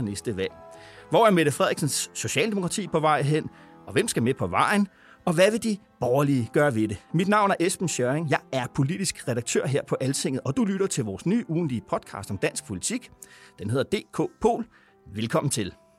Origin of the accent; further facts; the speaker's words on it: Vordingborg, Zealand, Denmark; moved away; vi nede i Vordingborg, hvor jeg kommer fra